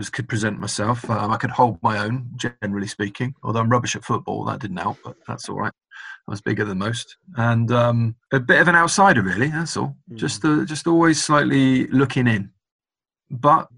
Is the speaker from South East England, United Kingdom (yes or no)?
yes; Oxford, South East England, United Kingdom; moved away as an adult; also born or lived in Carmarthen, Wales; now in Scotland; I was raised in Oxford by my dad, with a big healthy contribution from my granddad.